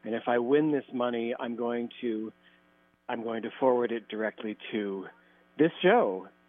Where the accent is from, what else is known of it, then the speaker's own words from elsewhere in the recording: New York City, New York, United States; I'm in the middle of moving, and I'm from New York City, but I've moved upstate